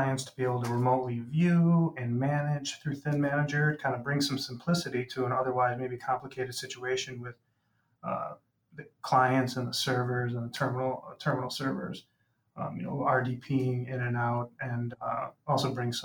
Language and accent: English; Rolling Meadows, Illinois, United States; my hometown's Rolling Meadows